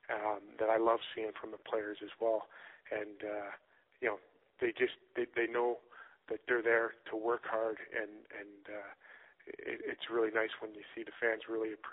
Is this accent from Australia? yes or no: no; Mississauga, Ontario, Canada; we grew up in Mississauga uh, together.